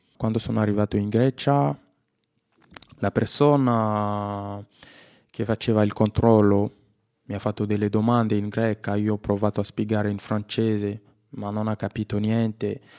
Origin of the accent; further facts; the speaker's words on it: DR Congo; Italian is a second language; moved away as an adult; also born or lived in Kinshasa; now in Italy; Vengo dalla Repubblica Democratica del Congo